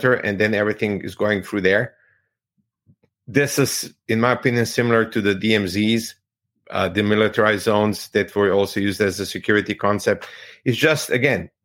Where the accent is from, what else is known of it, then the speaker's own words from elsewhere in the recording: Croatia; I'm from Croatia